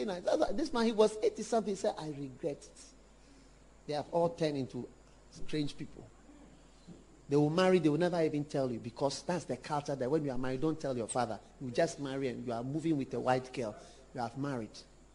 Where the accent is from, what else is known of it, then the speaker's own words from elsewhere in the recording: Ghana; When I became aware, I was half caste. Never fully accepted as a Ghanaian in so many circles.